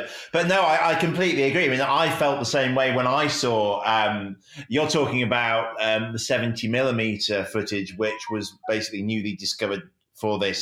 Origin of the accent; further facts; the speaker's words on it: Sheffield, Yorkshire and the Humber, United Kingdom; also born or lived in south of London; I was actually born just south of London, but I've lived here pretty much my whole life, and grew up in the Peak District